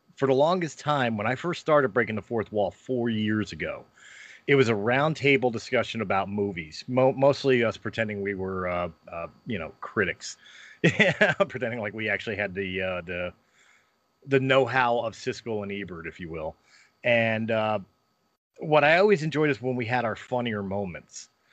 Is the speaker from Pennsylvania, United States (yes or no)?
yes; Philadelphia, Pennsylvania, United States; moved away; also born or lived in Colorado; I'm from Philadelphia